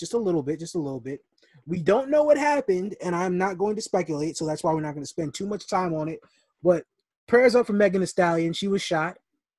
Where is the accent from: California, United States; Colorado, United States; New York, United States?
New York, United States; we're from New York